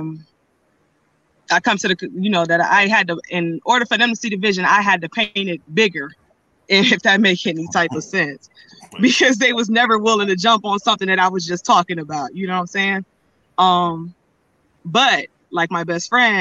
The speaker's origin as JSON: {"language": "English", "town": "Akron", "region": "Ohio", "country": "United States", "moved": "yes", "lives_now": "Tampa, United States", "said": "I'm from Akron, Ohio. So yeah, so being down here in Tampa, Florida."}